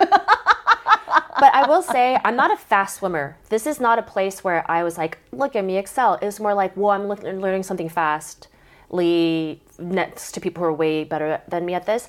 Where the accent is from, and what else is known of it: Southern California, Oregon, United States; born or raised there; also born or lived in Korea